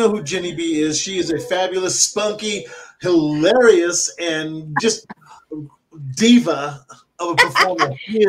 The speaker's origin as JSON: {"language": "English", "town": "San Antonio", "region": "Texas", "country": "United States", "tie": "born or raised there", "said": "In San Antonio. I'm from San Antonio. I've lived there almost all my life."}